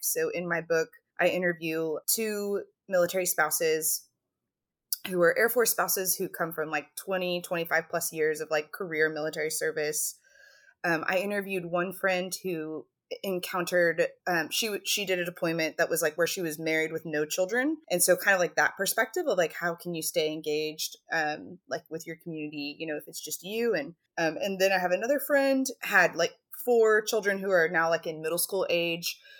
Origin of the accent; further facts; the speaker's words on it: Texas, United States; moved away as an adult; now in Alaska, United States; I grew up in Texas. I live in Alaska